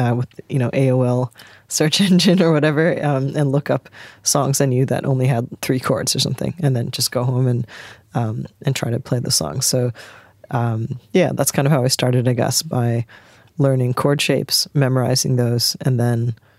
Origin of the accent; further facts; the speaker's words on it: Canada; moved away as an adult; also born or lived in England; now in Sydney, Australia; I grew up in Canada